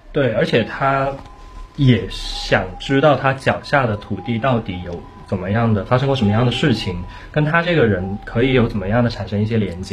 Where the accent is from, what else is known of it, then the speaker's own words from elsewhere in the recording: Zhuhai, Guangdong, China; 我不会轻易说我是珠海人